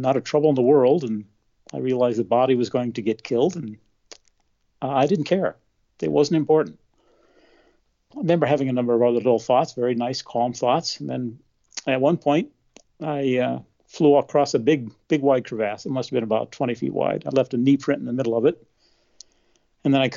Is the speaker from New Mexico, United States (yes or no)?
yes; New Mexico, United States; also born or lived in Denver, Colorado; I was born in Denver, Colorado, and grew up in New Mexico.